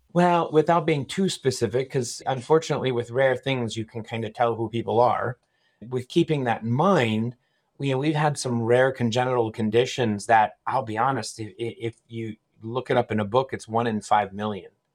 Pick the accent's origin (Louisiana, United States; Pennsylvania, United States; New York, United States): Pennsylvania, United States; Annville; also born or lived in Philadelphia / Durham, North Carolina; So, I grew up in this area. I grew up in Anvil